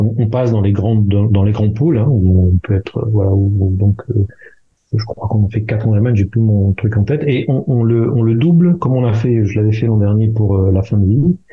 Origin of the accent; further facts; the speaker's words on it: France; moved away; nous sommes des Français à l'étranger